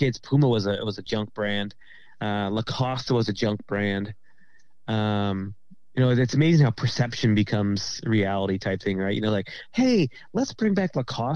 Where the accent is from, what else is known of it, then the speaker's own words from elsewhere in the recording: Nova Scotia, Canada; we're from, you know, from Nova Scotia